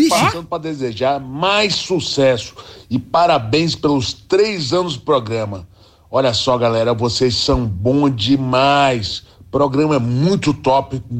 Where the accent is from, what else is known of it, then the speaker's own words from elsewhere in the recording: Juiz de Fora, Minas Gerais, Brazil; Sou de Juiz de Fora, Minas Gerais.